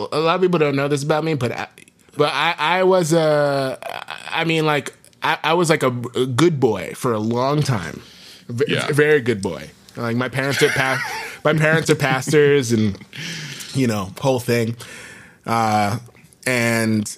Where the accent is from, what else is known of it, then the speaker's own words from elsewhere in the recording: New York City, New York, United States; I grew up in New York